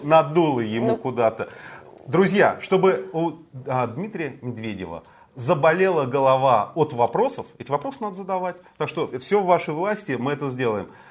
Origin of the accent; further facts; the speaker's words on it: Moscow, Russia; я родился и вырос в Москве.